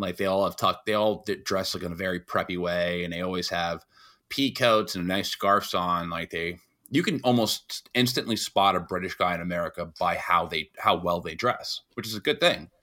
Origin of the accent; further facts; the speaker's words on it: New York, United States; being a New Yorker